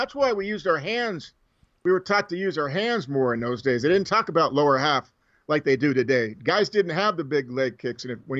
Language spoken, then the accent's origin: English; Los Angeles, California, United States; I grew up in Los Angeles, born and raised a Dodger fan.